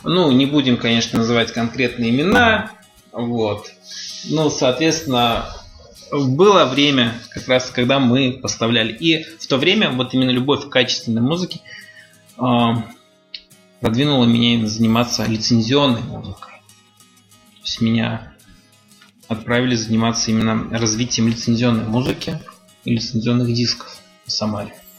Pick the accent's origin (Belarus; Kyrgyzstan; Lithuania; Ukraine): Ukraine; moved away as an adult; also born or lived in Tajikistan; now in Russia; 10 лет я прожил в Украине, где получил, кстати, золотую медаль.